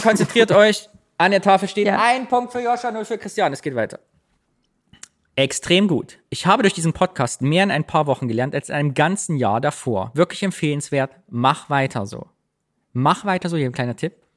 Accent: East Germany, Germany; now in Cologne, Germany; ich bin Ossi.

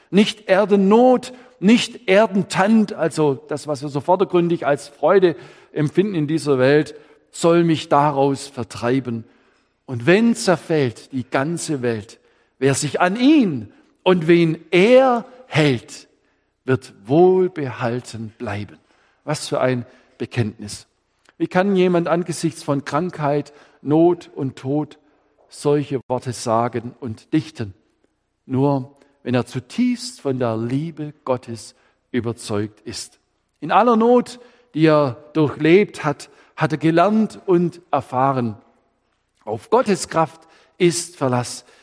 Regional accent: Baden-Württemberg, Germany; Ich Könnte sagen, als Schwabe, der hat auch noch nichts Schäs erlebt oder Kett im Leben.

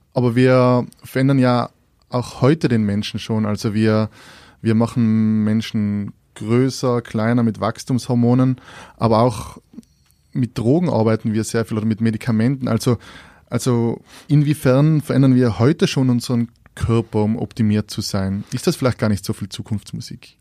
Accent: Austria; wir als Österreicher

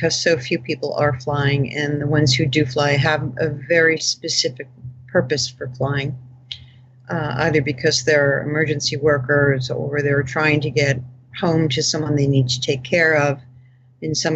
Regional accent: Rye, New York, United States; born or raised there

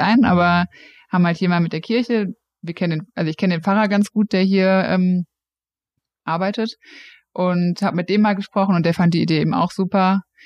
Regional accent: Frankfurt, Hesse, Germany; also born or lived in Cologne; ich komme aus Frankfurt

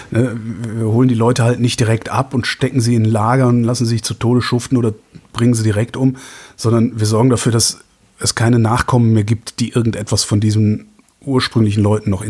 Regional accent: North Rhine-Westphalia, Germany; Ich bin halt in Westdeutschland groß geworden, in, also zwischen Köln und Aachen sozusagen.

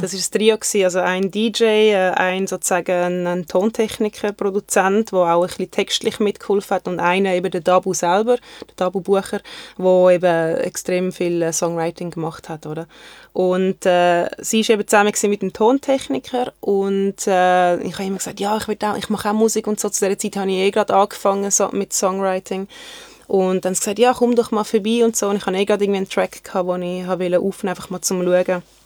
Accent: Zurich, Switzerland; also born or lived in Germany / Konstanz / Sigmaringen; ich bin eigentlich in Deutschland geboren und dort bis und mit äh, meinem vierten Lebensjahr gelebt und äh, wir sind dann auf äh, Zürich gezogen.

